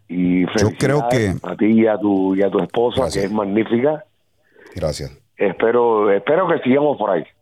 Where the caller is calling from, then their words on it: Miami, Florida, United States; esto es eh, {S2} Miami Dade. Eh, yo, yo vivo en Cobalt Bay.